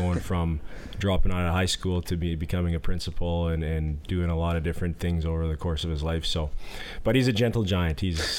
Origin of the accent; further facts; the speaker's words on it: Yorkton, Saskatchewan, Canada; we had some pretty good teams growing up in Yorkton in the Pee Wee Bantam time frame